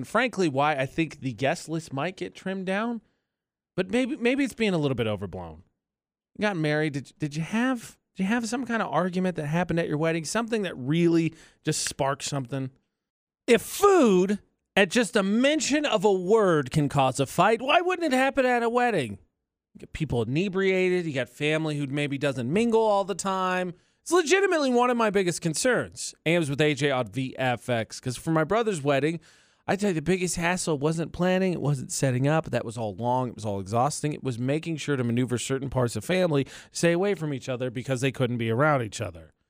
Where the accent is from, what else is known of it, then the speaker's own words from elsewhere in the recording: Chicago, Illinois, United States; because I'm I'm from Chicago, so I want a traditional Chicago dog.